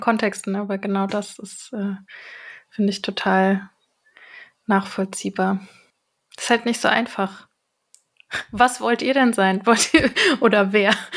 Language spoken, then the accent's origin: German; Germany; ich bin eine äh, in Deutschland geborene Person